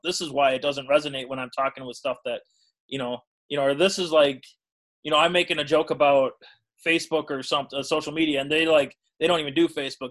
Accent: Burlington, Wisconsin, United States; I'm from Burlington, Wisconsin, which is uh, it's a town in southeast Wisconsin of about it's now about 12 12,000 people or so.

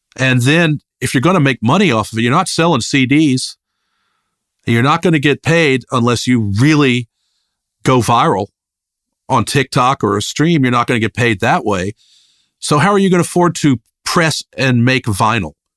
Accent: Richmond, Virginia, United States; moved away; also born or lived in Athens, Georgia; I grew up in Richmond, Virginia, this, a medium-sized city on the East Coast

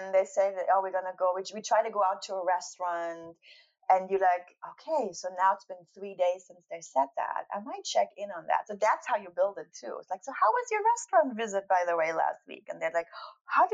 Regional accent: East Germany, Germany; I grew up in East Germany

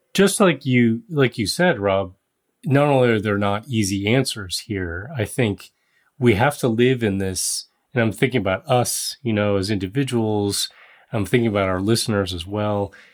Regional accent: Netherlands; moved away; I was born in the Netherlands, the Dutch are my people

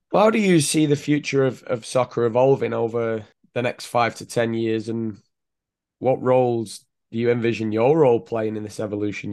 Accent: England, United Kingdom; moved away as an adult; now in United States; growing up in England

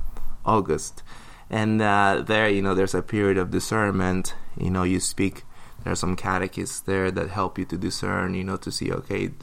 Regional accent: United States; I'm from Washington, and there's like over 100 seminaries

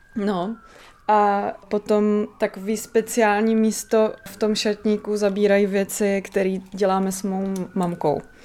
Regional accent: Náměšť nad Oslavou, Vysočina Region, Czechia; moje rodina pochází z náměště nad Oslavou

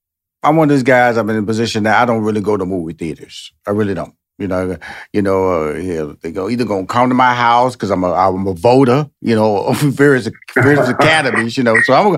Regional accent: Texas, United States; That, and we're in Tulsa, Oklahoma. I'm from Texas. I know Oklahoma.

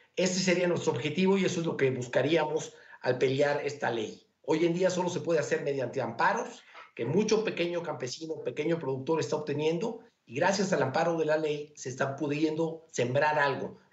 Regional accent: Mexico

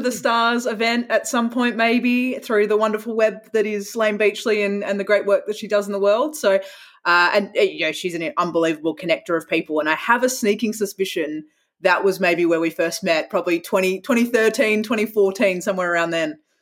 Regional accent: Perth, Western Australia, Australia; moved away as an adult; growing up in Perth

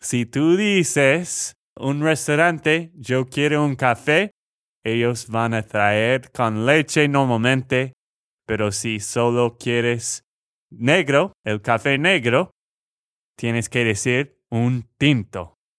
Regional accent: Texas, United States; de Texas, Estados Unidos

